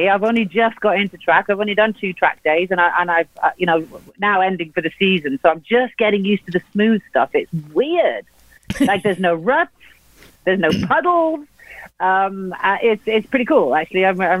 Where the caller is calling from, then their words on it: Wales, United Kingdom; I'm coming from Wales. So, still part of the island, but we like to think we're the minority.